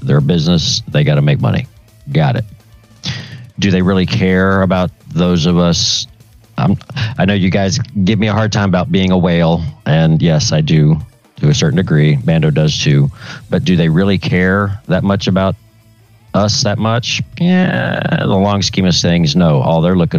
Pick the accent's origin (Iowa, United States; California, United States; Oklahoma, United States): Oklahoma, United States; Tulsa; it's my home city